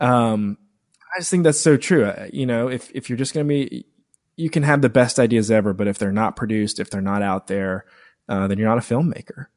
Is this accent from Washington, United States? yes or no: no; Woodruff, South Carolina, United States; now in Greenville, United States; I grew up in Woodruff, South Carolina